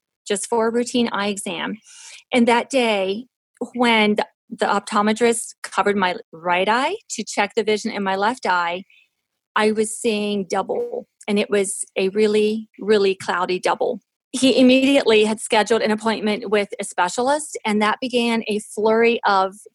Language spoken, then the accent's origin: English; Western Maryland, United States; I was born in Western Maryland, and I was child number 6 in a family of 8 children